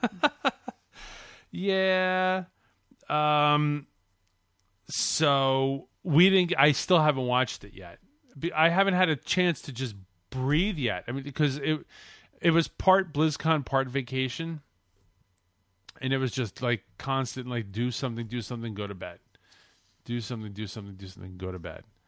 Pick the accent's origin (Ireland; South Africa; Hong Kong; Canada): Canada; I'm from Canada